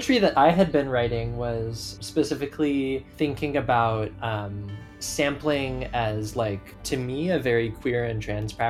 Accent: Seattle, Washington, United States; I grew up in Seattle.

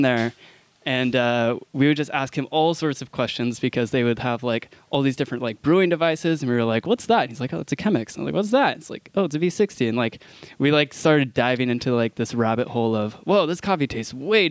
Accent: Sacramento, California, United States; moved away as an adult; also born or lived in Santa Cruz; now in New York, United States; I'm from Sacramento

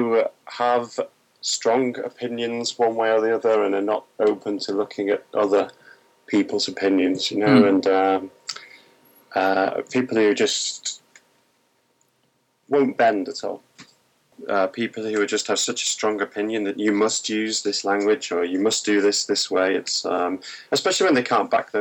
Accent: Manchester, North West England, United Kingdom; I was born in Manchester and still live there in the UK.

